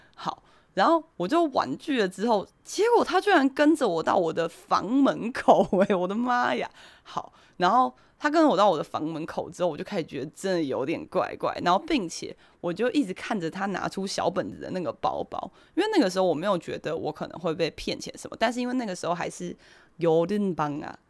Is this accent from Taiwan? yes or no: yes; Taiwan; moved away as an adult; also born or lived in South Korea; 我台湾人啊，我刚搬来第一天